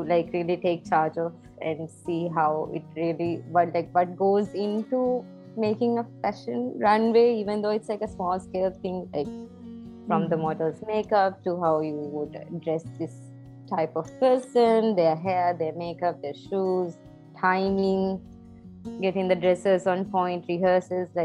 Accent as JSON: {"language": "English", "country": "Maldives", "moved": "as an adult", "lives_now": "Sri Lanka", "said": "Maldives because it's my home country and I love it"}